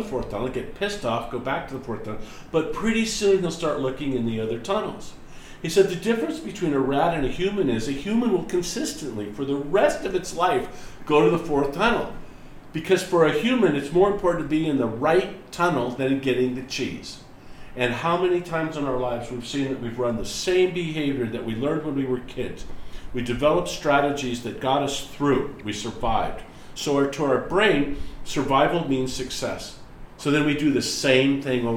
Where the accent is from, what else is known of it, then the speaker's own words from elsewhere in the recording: United States; the way that I was raised in America